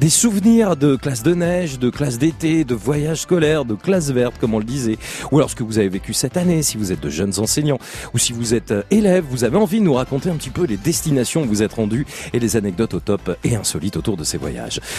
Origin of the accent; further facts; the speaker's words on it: Brittany, France; accent: breton; j'ai l'accent breton.